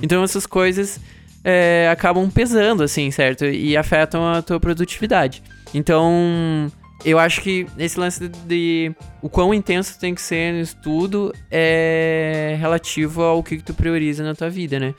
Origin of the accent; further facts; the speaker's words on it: Santa Maria, Rio Grande do Sul, Brazil; moved away as an adult; also born or lived in Singapore; eu saí de Santa Maria e fui pra Singapura